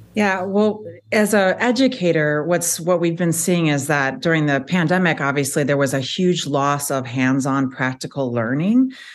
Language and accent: English; Chicago, Illinois, United States; moved away as an adult; also born or lived in Charlotte, North Carolina; now in Madison, United States; I am originally from Chicago